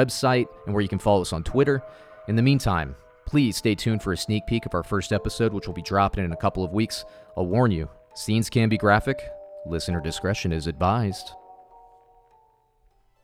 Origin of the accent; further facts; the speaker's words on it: Florida, United States; our creepy, swampy childhood town where we grew up in Florida